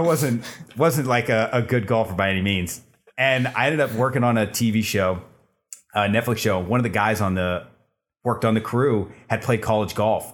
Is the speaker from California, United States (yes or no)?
yes; Bay Area, California, United States; moved away as an adult; now in Los Angeles, United States; I'm originally from the Bay Area. I moved down to L A to get into entertainment industry.